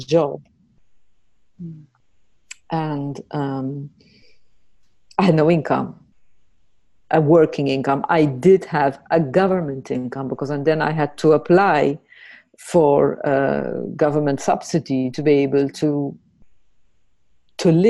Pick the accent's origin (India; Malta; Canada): Malta; moved away as an adult; now in Netherlands; I'm from Malta and I live in the Netherlands. I've been here for a bit more than 10 years, 10 and a half years.